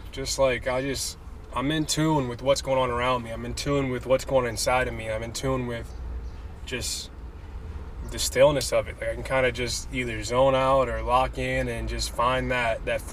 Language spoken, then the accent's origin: English; Richmond, Virginia, United States; moved away as an adult; also born or lived in New Hampshire; now in Tulsa, United States; But I was born and raised Richmond, Virginia. Lived there for 25 years of my life